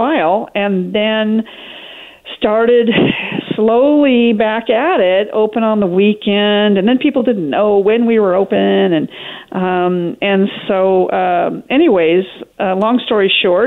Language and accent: English; Portland, Oregon, United States; also born or lived in Northern California; now in Newport, United States; I grew up in Portland, went to OSU for both degrees